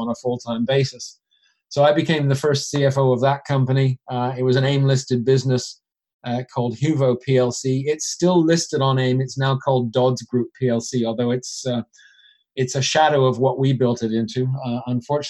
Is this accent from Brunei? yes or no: no; Canada; accent: Canadian; moved away as an adult; also born or lived in Switzerland; now in London, United Kingdom; I'm originally from Canada, hence the accent, although occasionally I get told people think I'm Irish